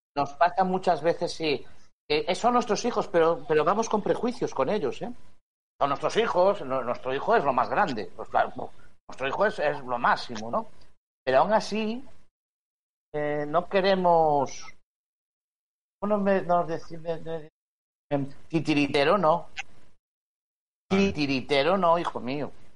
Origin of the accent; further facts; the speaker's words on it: Spain; como español